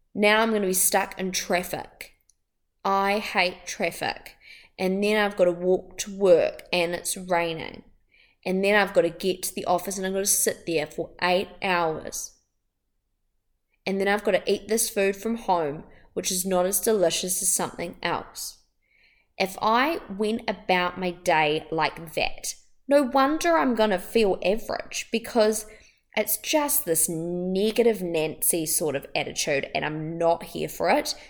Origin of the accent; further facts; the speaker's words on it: Wellington, New Zealand; I'm from Wellington in New Zealand